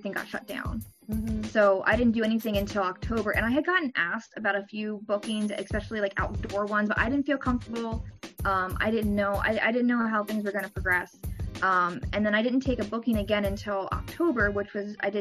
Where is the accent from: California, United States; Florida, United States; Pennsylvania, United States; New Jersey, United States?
New Jersey, United States; moved away as an adult; now in Maryland, United States; originally I'm from Jersey. I used to live 5 minutes from the school, so it was so easy before. And then I moved down to Maryland